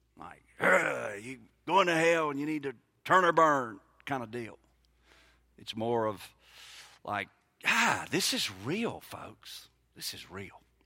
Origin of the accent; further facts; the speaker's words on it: Mississippi, United States; moved away as an adult; now in Brookhaven, United States; I grew up in Mississippi